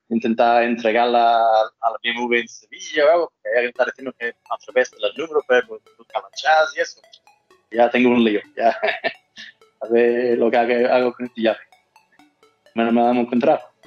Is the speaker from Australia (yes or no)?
yes; Australia; accent: mix of Australian and Andalusian; Spanish is a second language; now in Valverde, Spain; Pues un australiano, aunque tengo un acento raro, pues una mezcla ya de australiano y, andaluz